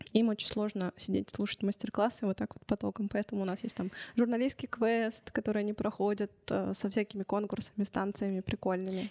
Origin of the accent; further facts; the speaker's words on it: Chelyabinsk, Chelyabinsk Oblast, Russia; я родилась в Челябинске, я всю жизнь прожила здесь